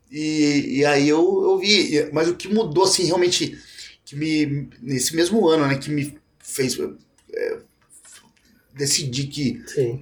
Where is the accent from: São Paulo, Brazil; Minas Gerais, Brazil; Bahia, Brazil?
São Paulo, Brazil; Assis; eu sou nascido e criado em Assis, né? No interior de São Paulo